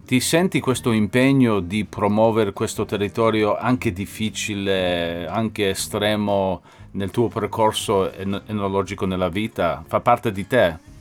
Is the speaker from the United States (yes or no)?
yes; New York, United States; io sono americano da New York